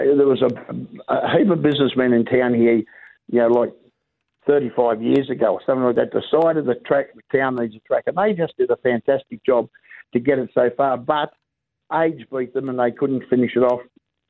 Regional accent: Sydney, New South Wales, Australia; moved away as an adult; now in Tuncurry-Forster, Australia; I was born in Bondi. I moved up to Tuncurry Foster in 1970 to play a trial game of football.

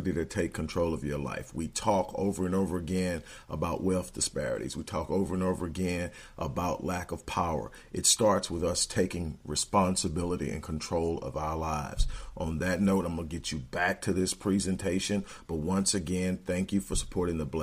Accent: Texas, United States; I'm from Texas

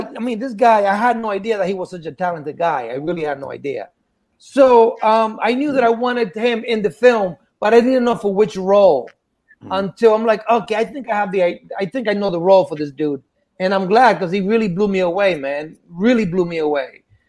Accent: New York City, New York, United States; And in the Bronx, I was actually nervous because it's, I'm in my hometown

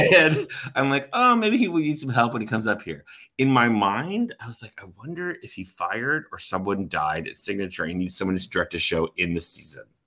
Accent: Orlando, Florida, United States; moved away as an adult; also born or lived in North Carolina; now in Oklahoma City, United States; I grew up in Orlando, Florida

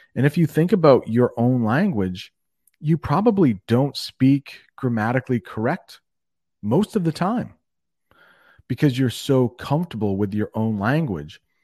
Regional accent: United States; I'm one American

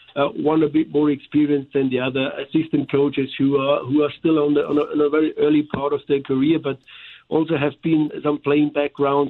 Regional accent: Germany; accent: German; now in St. Louis, United States; here with my German accent

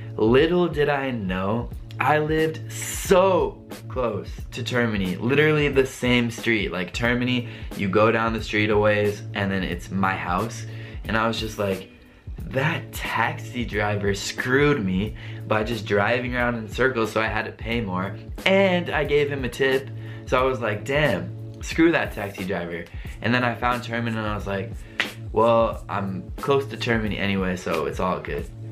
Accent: United States; moved away as an adult; also born or lived in Rome, Italy; being an American

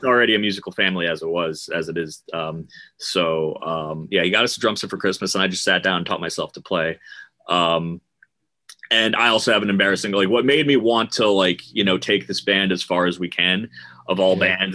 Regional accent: Huntington, New York, United States; Huntington, Long Island, Long Island. New York.

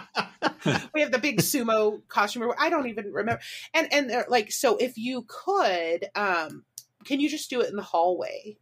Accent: Warrensburg, Missouri, United States; I actually went to school there, U C M, University of Central Missouri

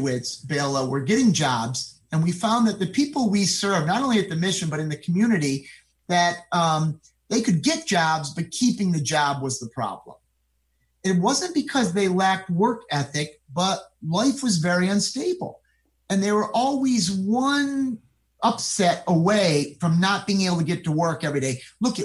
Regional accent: Rotterdam, New York, United States; I grew up in Rotterdam, which is a town in Schenectady County.

